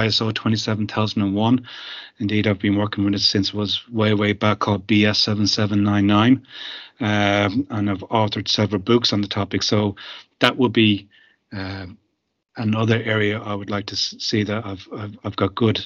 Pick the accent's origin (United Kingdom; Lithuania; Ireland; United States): Ireland; being Irish